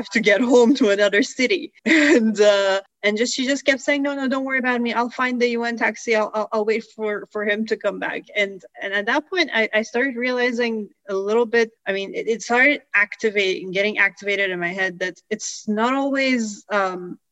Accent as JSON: {"language": "English", "country": "Iran", "tie": "born or raised there", "moved": "yes"}